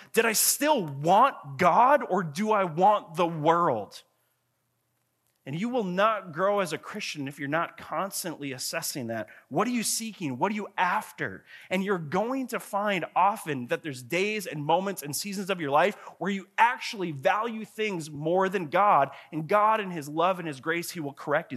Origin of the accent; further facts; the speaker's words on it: Grand Marais, Minnesota, United States; I grew up in Grand Marais, Minnesota, up on Lake Superior